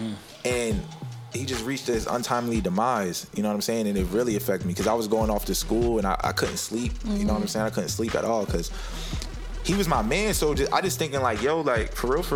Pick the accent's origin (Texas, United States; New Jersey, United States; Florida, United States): New Jersey, United States; Blackwood; where I'm from Blackwood, New Jersey